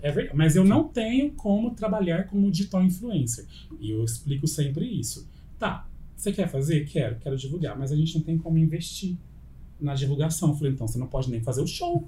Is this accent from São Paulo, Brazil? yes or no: yes; Ribeirão Preto, São Paulo, Brazil; born or raised there